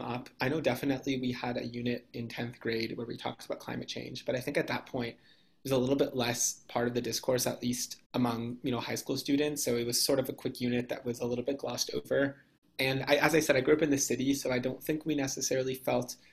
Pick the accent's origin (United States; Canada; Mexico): Canada; Toronto, Ontario; moved away as an adult; I grew up in Toronto, Canada